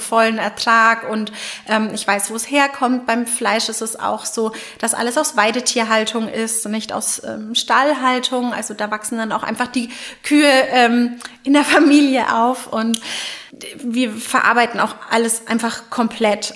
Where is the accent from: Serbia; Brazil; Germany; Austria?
Germany; Franconia, Bavaria; Als Fränkin